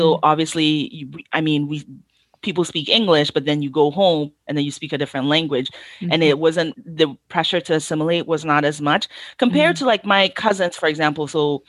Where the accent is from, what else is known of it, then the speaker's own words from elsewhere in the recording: Ghana; if I, God forbid, I say I'm a Ghanaian and I'm making jollof Nigerian style, I know that there are going to be a lot of Nigerians who are going to be in my comments saying, why is there a Ghanaian making Nigerian jollof?